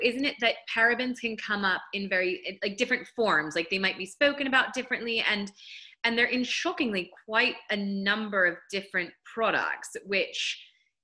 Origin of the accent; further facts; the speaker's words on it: United States; I'm from the States